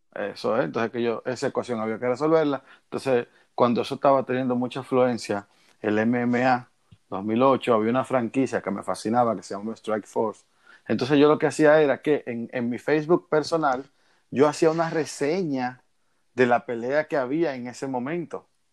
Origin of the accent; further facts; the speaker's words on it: Dominican Republic; yo como todo dominicano